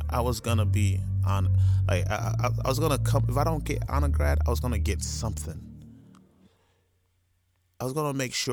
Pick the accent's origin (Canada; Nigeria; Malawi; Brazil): Nigeria; I'm Nigerian, like they don't really big up joining the military